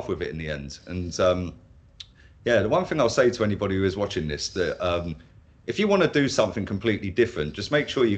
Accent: Milton Keynes, South East England, United Kingdom; moved away as an adult; now in Spain; I'm originally from Milton Keynes, just north of London, about 40 miles north of London

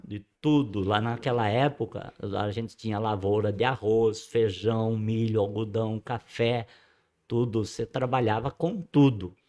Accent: Ibitinga, São Paulo, Brazil; also born or lived in Borborema; eu não nasci em Bitinga, eu não sou cidadão ibitinguense no papel, sou Sim. de coração

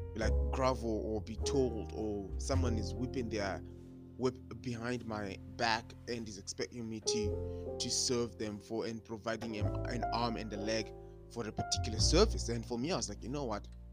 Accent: Zimbabwe; moved away as an adult; I am black and I'm international. I come from Zimbabwe

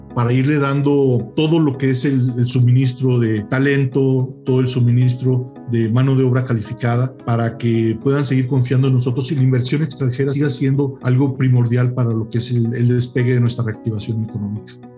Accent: Mexico; Nosotros como México

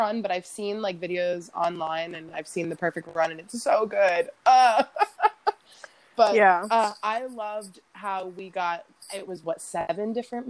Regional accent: South Florida, United States; I'm a Florida, you know, born and raised girl. I was born down in South Florida, right on the edge of the Everglades, pretty much.

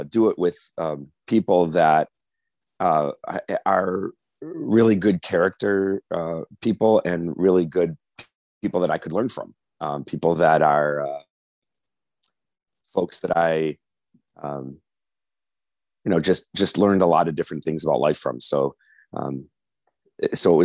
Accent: North Shore, Illinois, United States; growing up in the North Shore, going to U of I, then coming back, I went to Kent Law School

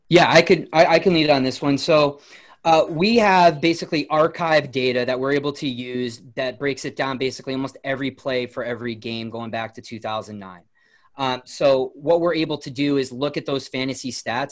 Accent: New Milford, Connecticut, United States; I grew up in New Milford, Connecticut, so it's in Litchfield County, Connecticut

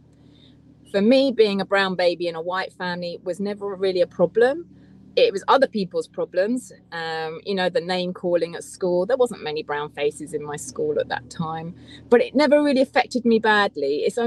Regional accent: Essex, East of England, United Kingdom; So I was born in Essex, so I feel I'm really English.

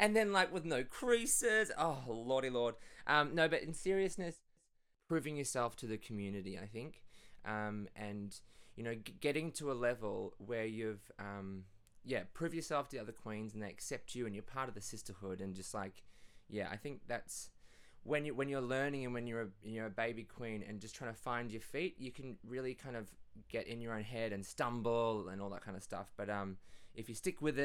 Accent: Perth, Western Australia, Australia; born or raised there; moved away as an adult; also born or lived in Hunua, New Zealand; now in Melbourne, Australia

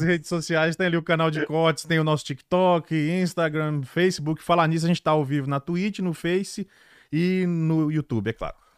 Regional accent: Brazil; moved away; Nós somos muitos, somos brasileiros

